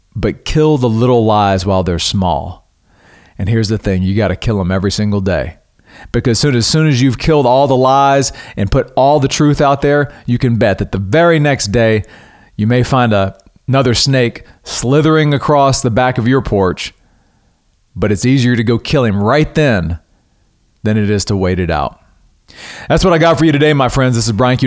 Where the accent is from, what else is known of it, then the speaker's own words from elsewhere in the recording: Louisiana, United States; now in Texas, United States; I'm originally from Louisiana, so I'm familiar with critters